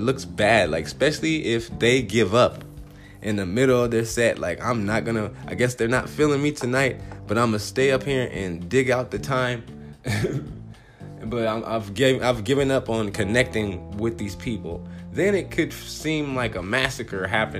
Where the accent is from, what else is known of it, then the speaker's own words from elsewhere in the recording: Compton, California, United States; moved away as an adult; now in Phoenix, United States; I'm from Compton